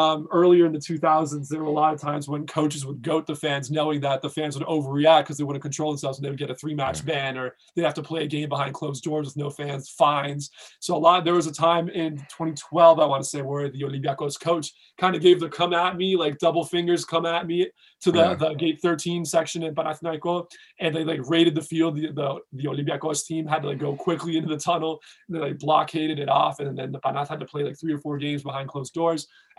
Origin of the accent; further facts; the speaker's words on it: Sparta, Peloponnese, Greece; I mean, I'm from Sparta originally, so not really many good teams in Peloponnesus other than like Asteras Tripoli